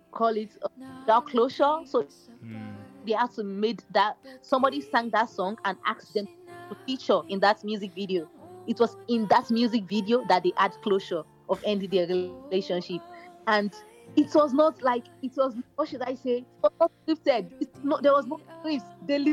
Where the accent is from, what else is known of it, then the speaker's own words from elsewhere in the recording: Nigeria; now in Philippines; Studying in the Philippines as a Nigerian student